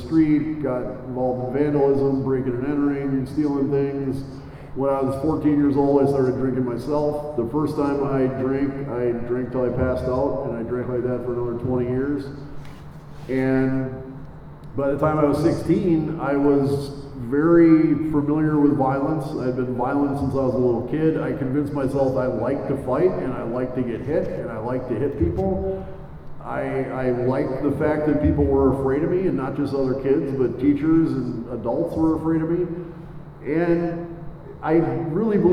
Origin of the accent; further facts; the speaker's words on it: Mequon, Wisconsin, United States; I grew up in Mequon